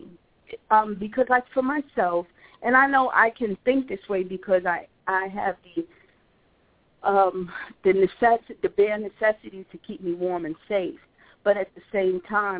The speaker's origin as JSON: {"language": "English", "region": "New York", "country": "United States", "tie": "born or raised there", "moved": "yes", "lives_now": "Atlanta, United States", "said": "I grew up in New York where there's some serious snow that goes on there."}